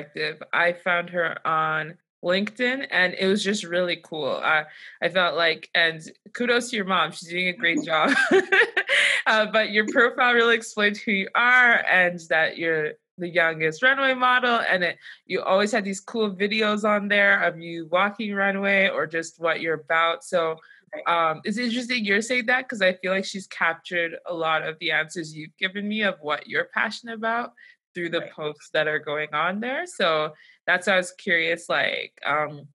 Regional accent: Nigeria; I'm Nigerian

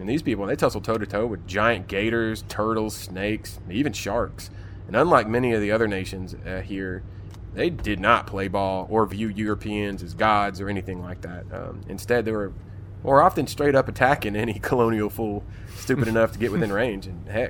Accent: Florida, United States; the Florida man.

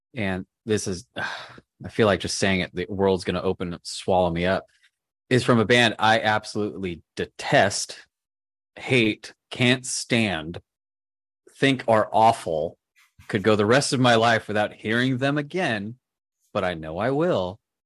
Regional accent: Southern California, United States; I'm from Southern California

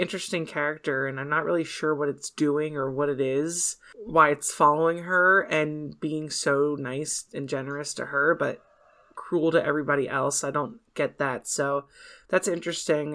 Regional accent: United States; We're American

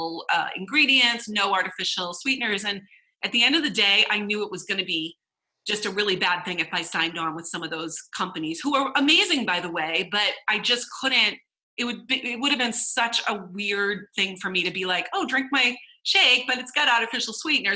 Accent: Boston, Massachusetts, United States; We're from Boston

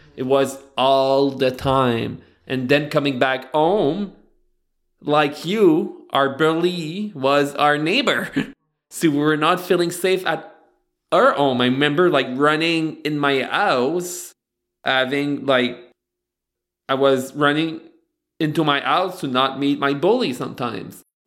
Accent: Beresford, New Brunswick, Canada; moved away; I grew up in Beresford, right beside Batters.

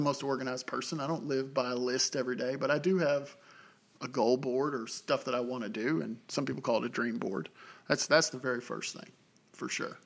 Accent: Tennessee, United States; moved away as an adult; also born or lived in Oklahoma; I'm from Tennessee originally

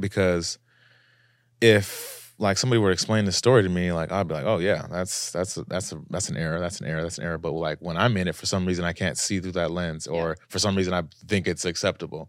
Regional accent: United States; I'm an American traveling

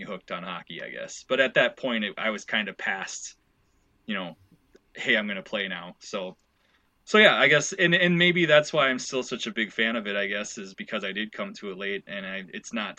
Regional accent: Owatonna, Minnesota, United States; also born or lived in Mankato, Minnesota; now in Stillwater, United States; I'm from, born and raised in Minnesota. I'm from Owatonna, which is south of the Twin Cities

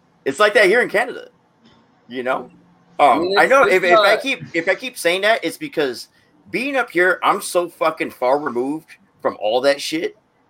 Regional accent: Bay Area, California, United States; I'm from the Bay Area

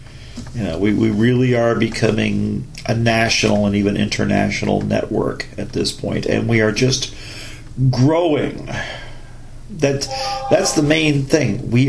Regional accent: United States; my jingoism as an American

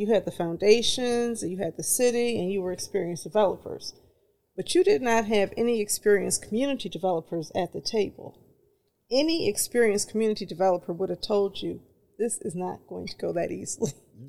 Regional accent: Detroit, Michigan, United States; I grew up in Bagley, so I love it. Pennington, between Curtis and Pinkford, Bagley. Those are my people

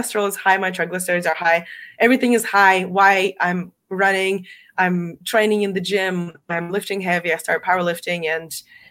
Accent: Russia; moved away as an adult; now in United States; I'm not American. I'm from Russia. Originally I came here 11 years ago.

